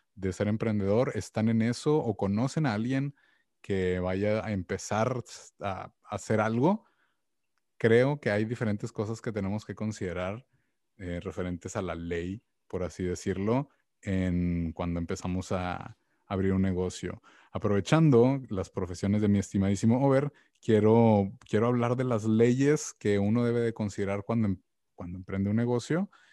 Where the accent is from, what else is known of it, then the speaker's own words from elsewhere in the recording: Mexico; como mexicano